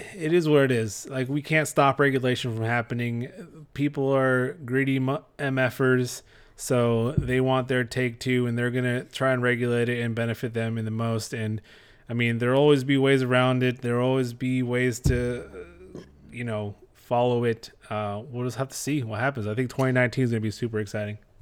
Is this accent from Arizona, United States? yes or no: no; Texas, United States; we're from Texas.